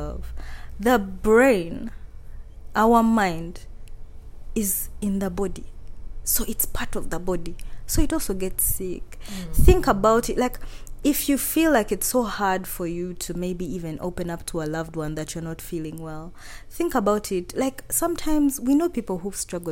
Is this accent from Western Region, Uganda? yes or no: yes; Kabale, Western Region, Uganda; English is a second language; I'm from Kabale, you find the whole hill is your dad and his siblings and their children